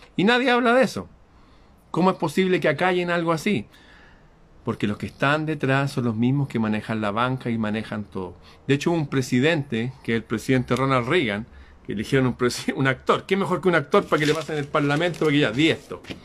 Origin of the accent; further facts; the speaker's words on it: Chile; en mi país Chile